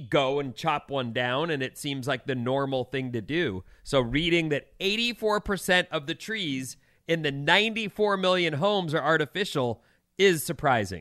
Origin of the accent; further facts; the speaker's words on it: Orange County, California, United States; growing up in Orange County, I grew up with a lot of Asian kids